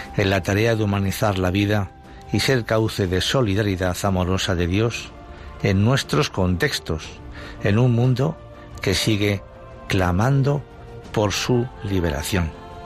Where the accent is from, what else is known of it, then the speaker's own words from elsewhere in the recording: Madrid, Community of Madrid, Spain; Yo soy de Madrid, pero toda mi familia es de Badajoz.